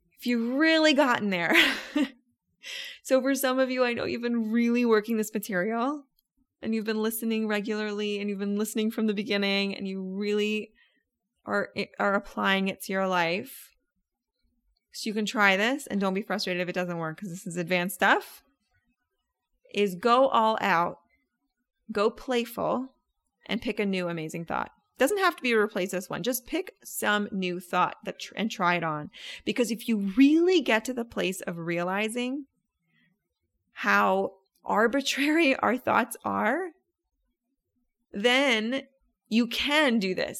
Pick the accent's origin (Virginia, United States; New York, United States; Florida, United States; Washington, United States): Florida, United States; Orlando; I'm from Orlando